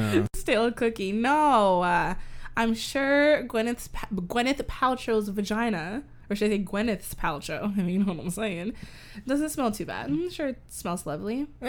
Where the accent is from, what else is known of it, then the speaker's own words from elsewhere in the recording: Canada; as a Canadian woman